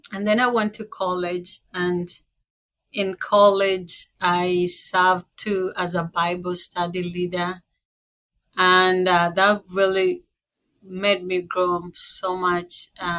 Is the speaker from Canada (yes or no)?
no; Kenya; moved away; So I was born in Kenya. I was raised by a single mom, and I have two sisters back home